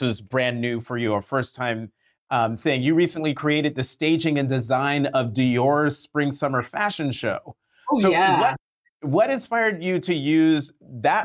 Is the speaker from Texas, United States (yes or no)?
no; Newark, New Jersey, United States; I was born in Newark